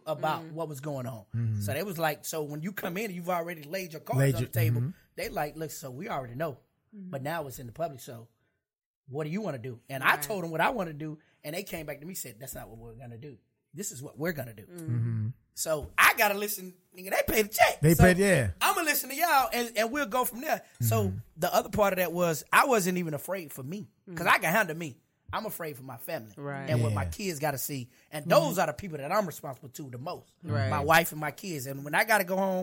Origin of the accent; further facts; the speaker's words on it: Charlotte, North Carolina, United States; I'm from Charlotte, North Carolina. I had the projects of Charlotte, North Carolina